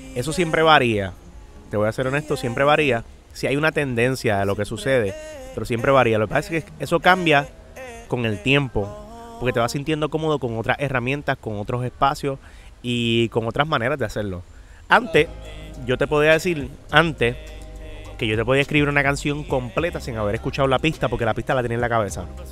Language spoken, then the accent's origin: Spanish; San Juan, Puerto Rico; yo soy de Residencia Los Lloren Torres. es un, para el que no sepa, eso es como un proyecto público de vivienda